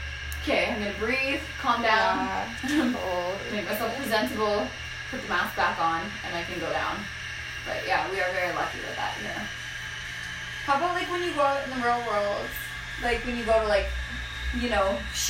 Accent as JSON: {"language": "English", "region": "Saskatchewan", "country": "Canada", "tie": "born or raised there", "said": "because I grew up in Saskatchewan."}